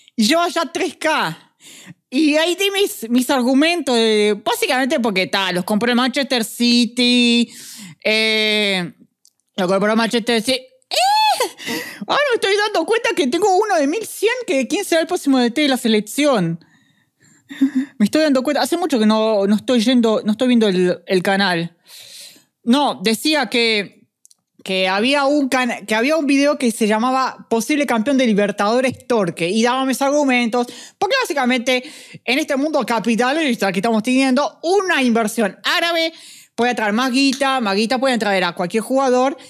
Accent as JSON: {"language": "Spanish", "country": "Uruguay", "said": "somos uruguayos"}